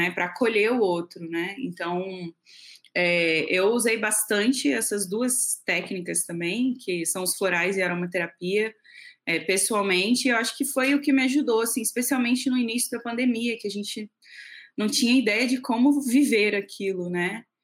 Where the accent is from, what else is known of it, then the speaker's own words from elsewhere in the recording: Rio de Janeiro, Brazil; é, sou carioca, mas uma carioca um pouco falsificada, que eu já morei mais fora do Rio do que no Rio.